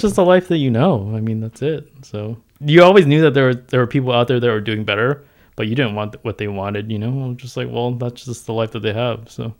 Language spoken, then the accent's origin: English; San Diego, California, United States; also born or lived in Hong Kong; I grew up in San Diego